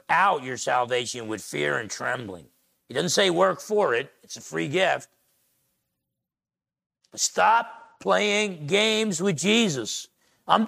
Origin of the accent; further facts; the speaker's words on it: Essex County, New Jersey, United States; I grew up in Essex County, New Jersey